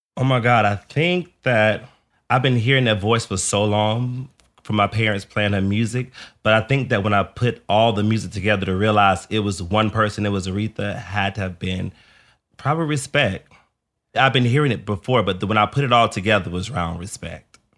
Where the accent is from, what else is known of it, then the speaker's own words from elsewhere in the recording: the South, United States; a child growing up in the Southern church